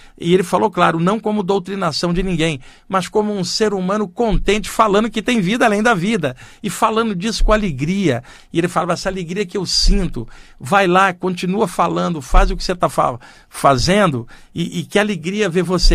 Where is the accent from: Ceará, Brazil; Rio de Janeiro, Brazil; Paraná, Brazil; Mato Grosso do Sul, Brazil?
Rio de Janeiro, Brazil; now in São Paulo, Brazil; eu cresci no Rio de Janeiro, eu estou aqui em São Paulo há 30 anos